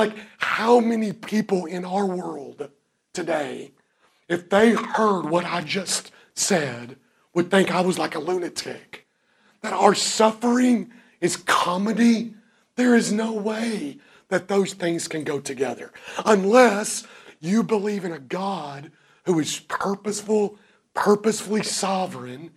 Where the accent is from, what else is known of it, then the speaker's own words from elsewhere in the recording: Kentucky, United States; I'm from Kentucky